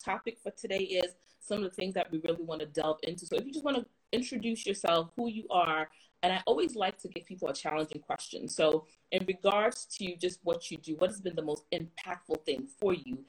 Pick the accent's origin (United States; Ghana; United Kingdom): Ghana; It's okay, I'm Ghanaian, and once in a while, I think I'm speaking English, everybody's like, there's an accent